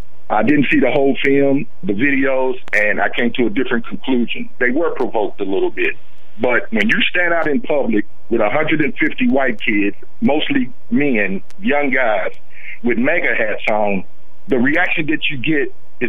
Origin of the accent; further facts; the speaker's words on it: Louisville, Kentucky, United States; now in Lexington, United States; I'm from Louisville, Kentucky.